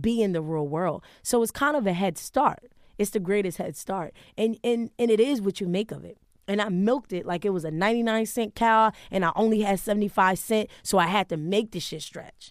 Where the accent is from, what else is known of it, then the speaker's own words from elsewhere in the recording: Wilmington, Delaware, United States; now in Harlem, New York, United States; growing up in Wilmington, it was rough